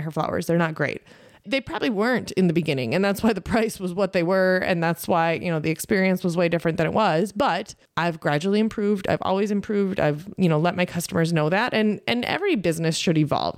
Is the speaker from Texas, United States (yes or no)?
no; Lake Benton, Minnesota, United States; I grew up in Southwest Minnesota, on the corner of County Road thirteen and Highway seventy-five, North Lake Benton